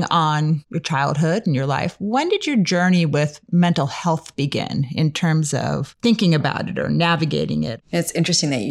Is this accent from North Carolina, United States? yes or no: no; Michigan, United States; born or raised there; now in California, United States